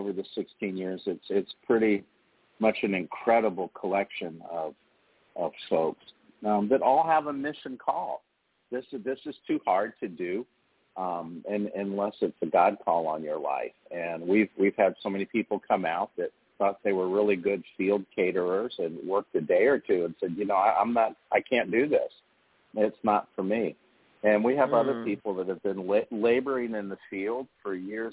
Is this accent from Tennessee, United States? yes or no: no; New Orleans, Louisiana, United States; moved away as an adult; also born or lived in Virginia; New Orleans was my hometown. I came up in the restaurant business in New Orleans